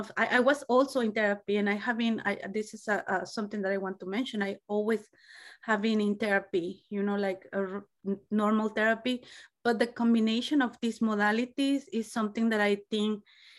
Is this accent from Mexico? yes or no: yes; Mexico; English is a second language; moved away as an adult; now in United States; I'm originally from Mexico. I have been here in the United States for 20 years.